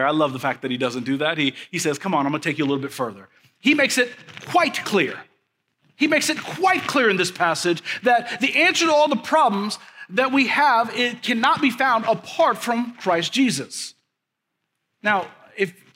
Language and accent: English; Kansas City, Missouri, United States; moved away as an adult; also born or lived in Leavenworth, Kansas; now in mid-Missouri, United States; I grew up in Kansas City